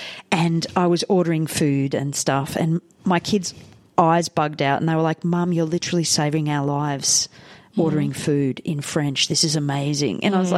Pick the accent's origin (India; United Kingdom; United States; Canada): India; now in Australia; I have always been interested in other cultures, you know, from growing up in India